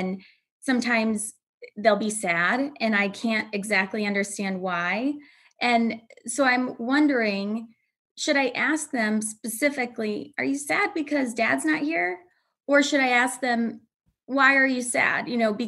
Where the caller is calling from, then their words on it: Aurora, Illinois, United States; Aurora, Illinois, a western suburb of Chicago.